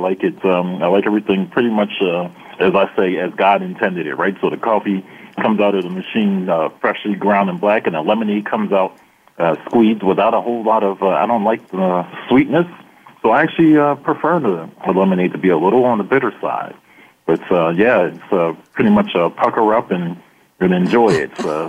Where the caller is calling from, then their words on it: Philadelphia, Pennsylvania, United States; Well, I'm calling you from the Philadelphia area.